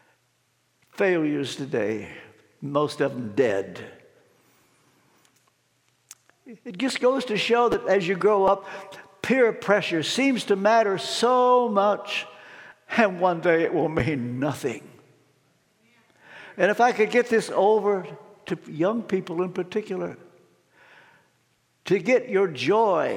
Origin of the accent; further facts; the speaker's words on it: Ashland, Kentucky, United States; from Ashland, Kentucky, that's where I was born